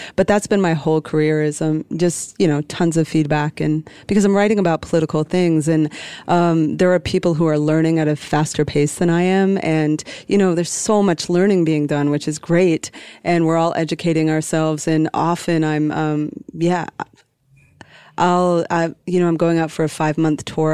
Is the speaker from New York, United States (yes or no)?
no; Calais, Maine, United States; a little working class town in northern Maine. It's called Callis. Like, uh, it's spelled Calais